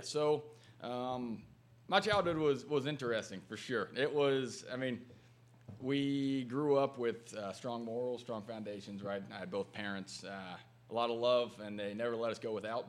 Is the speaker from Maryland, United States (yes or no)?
no; Matthews, Indiana, United States; little small town outside of there. But uh, yep, I grew up there